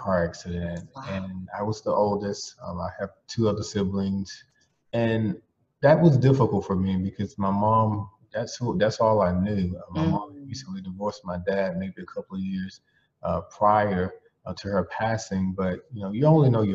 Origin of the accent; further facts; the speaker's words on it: Belle Glade, Florida, United States; moved away; I'm from Belgrade, Florida, which is in Palm Beach County